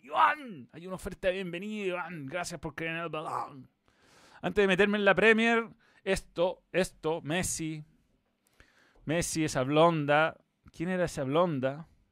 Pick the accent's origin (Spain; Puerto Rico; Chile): Chile; fútbol chileno